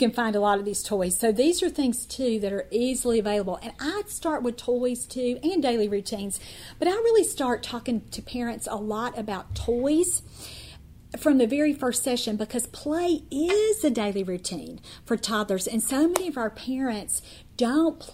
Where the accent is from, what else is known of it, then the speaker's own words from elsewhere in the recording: Kentucky, United States; I moved to a different, very underserved, very rural part of my home state of Kentucky